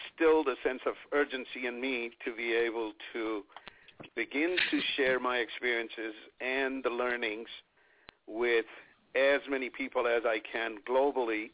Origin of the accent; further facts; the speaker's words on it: Mumbai, Maharashtra, India; moved away; also born or lived in London / New York / Chicago / Ann Arbor; I grew up in India in a small place called Bombay.